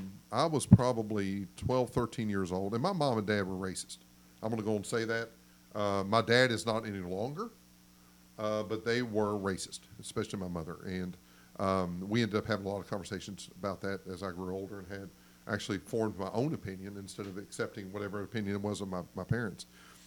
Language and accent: English; Kentucky, United States; accent: Southern; also born or lived in Arizona; I'm from Kentucky.